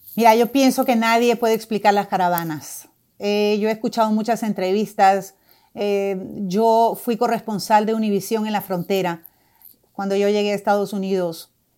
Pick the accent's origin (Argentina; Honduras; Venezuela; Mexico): Honduras; now in Doral, United States